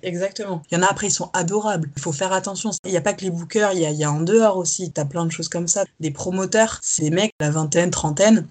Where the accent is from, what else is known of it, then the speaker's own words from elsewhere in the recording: south-west France, France; moved away as an adult; also born or lived in Paris region, France; now in Paris, France; je suis française. Je suis née en région parisienne que j'ai quittée avec ma famille pour déménager dans le sud-ouest quand j'avais 10 ans jusqu'à mes 19 ans.